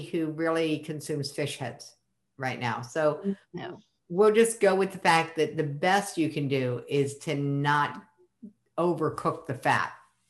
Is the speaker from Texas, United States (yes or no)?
no; Maryland, United States; I'm from Maryland.